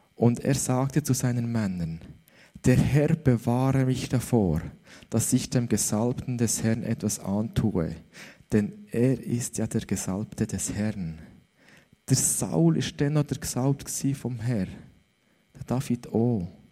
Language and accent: German; Switzerland; dass ich in der Schweiz aufgewachsen bin